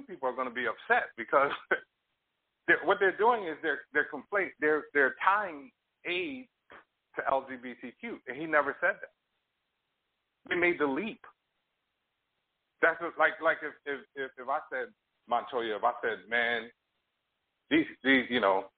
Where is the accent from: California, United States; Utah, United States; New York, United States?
New York, United States; I grew up in New York